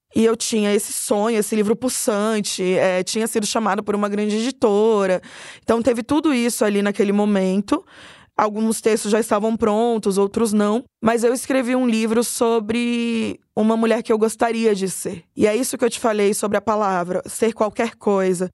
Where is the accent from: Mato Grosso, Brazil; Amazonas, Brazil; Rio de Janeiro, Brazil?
Mato Grosso, Brazil; Cuiabá; moved away as an adult; now in São Paulo, Brazil; Como eu venho de Cuiabá para São Paulo